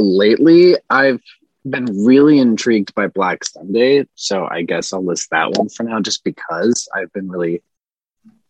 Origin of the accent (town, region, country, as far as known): Minnesota, United States; born or raised there; now in Connecticut, United States